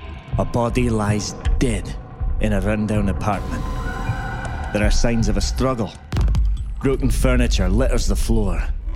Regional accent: Motherwell, Scotland, United Kingdom; I work for the police. I was born in Motherwell, and I've lived in Motherwell.

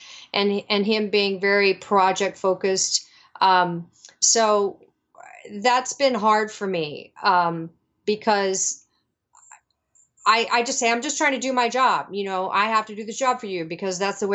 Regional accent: New Orleans, Louisiana, United States; moved away; I'm from New Orleans.

